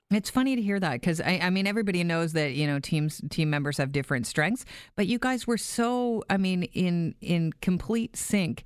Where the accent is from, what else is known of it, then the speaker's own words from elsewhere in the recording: Canada; as a Canadian